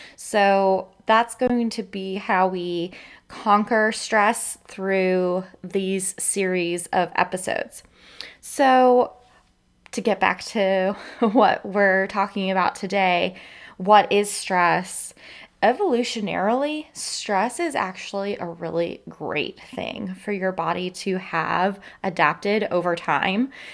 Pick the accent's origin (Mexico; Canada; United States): United States; Florida; living in and growing up in Florida